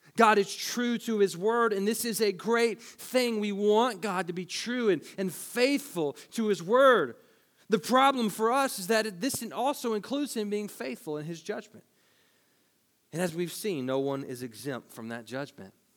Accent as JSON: {"language": "English", "region": "Tennessee", "country": "United States", "said": "we're from Tennessee"}